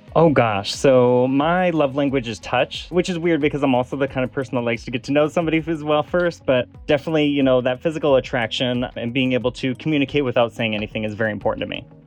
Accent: Des Moines, Iowa, United States; also born or lived in San Francisco; now in Los Angeles, United States; I'm originally from Des Moines, Iowa.

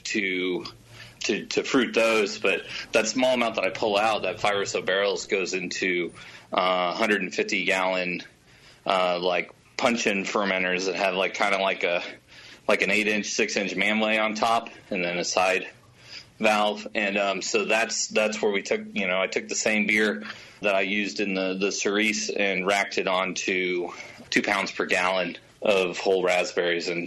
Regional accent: Iowa, United States; moved away; Jeffrey's in Iowa right now, my home state

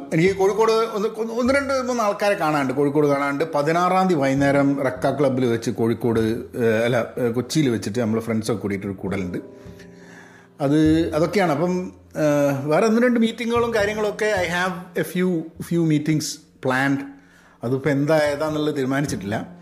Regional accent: Kozhikode, Kerala, India; born or raised there; now in California, United States

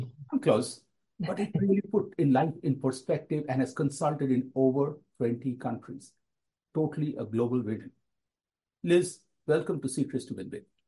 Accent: India; moved away as an adult; growing up in India, which is always in my heart, even though I've been away from the country for nearly 40 years.

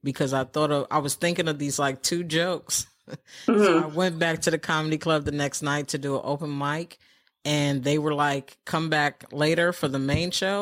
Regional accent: New York City, New York, United States; I was born in New York City

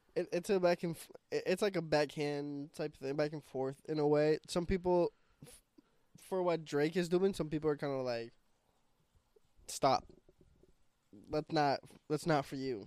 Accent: Puerto Rico; also born or lived in New York; now in Sunbury, United States; I was born in Puerto Rico

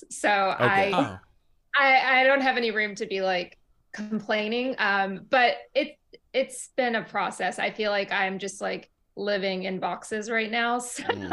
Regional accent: Ruston, Louisiana, United States; moved away as an adult; also born or lived in Tehran, Iran; now in Brooklyn, New York, United States; I grew up in a very small southern town in Louisiana called Ruston

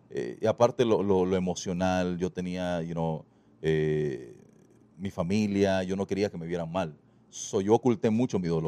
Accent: El Salvador; accent: Salvadoran; Yo soy salvadoreño y orgullosísimo de serlo pero quizás el tiempo viviendo con mucha gente de otros países, mi acento se me fue y yo no sabía que yo no tenía el acento salvadoreño

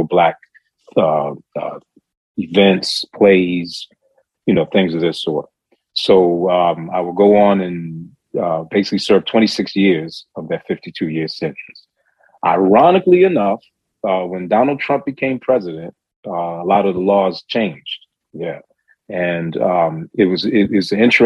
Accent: Baltimore, Maryland, United States; I ended up having to return to my hometown of Baltimore City.

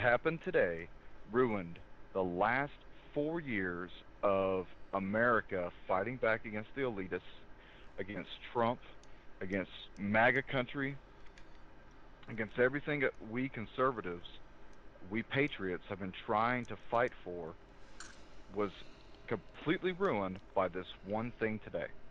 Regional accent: the South, United States; I'm from the South

